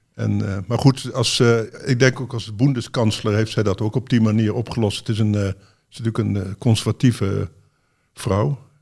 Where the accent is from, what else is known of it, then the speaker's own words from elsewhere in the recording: Netherlands; wij, denk ik, als Nederlanders